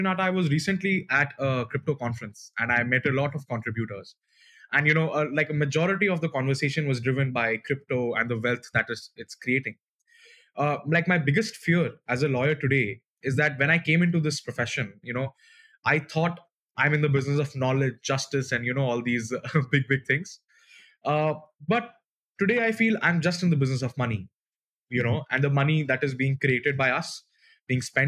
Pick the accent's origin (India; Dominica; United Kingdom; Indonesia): India; I come from India